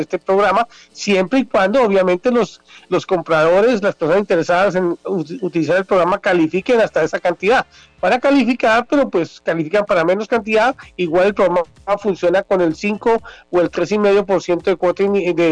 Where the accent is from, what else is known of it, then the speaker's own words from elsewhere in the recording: Colombia; now in United States; mi país, en Colombia, siendo yo ciudadano americano o estando viviendo en el exterior